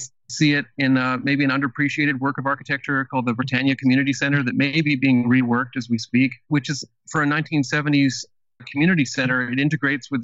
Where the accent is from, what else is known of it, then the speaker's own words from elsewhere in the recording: Vancouver, British Columbia, Canada; moved away as an adult; now in Minneapolis, United States; I grew up in Vancouver, British Columbia, was born in 78